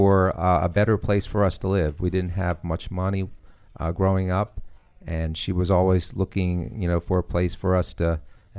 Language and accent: English; Maryland, United States; I'm from Maryland.